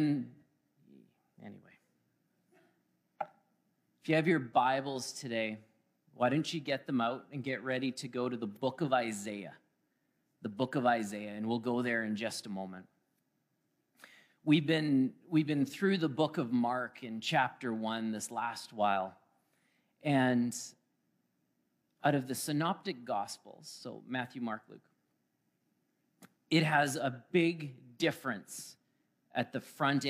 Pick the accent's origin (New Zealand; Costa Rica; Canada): Canada; Alberta; moved away as an adult; now in Manitoba, Canada; That's how you know I'm from Alberta. I said, boy, howdy.